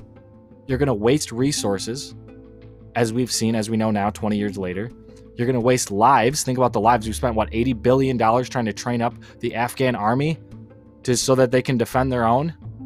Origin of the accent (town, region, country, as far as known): United States